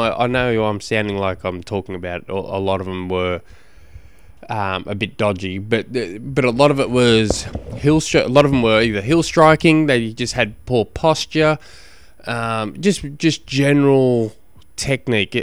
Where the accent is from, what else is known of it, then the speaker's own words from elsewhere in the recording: Launceston, Tasmania, Australia; I come from Tasmania